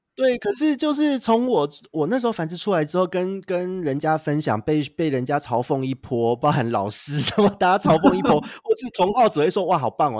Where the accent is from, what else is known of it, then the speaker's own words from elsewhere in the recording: Taipei, Taiwan; also born or lived in Penghu; 我是台北人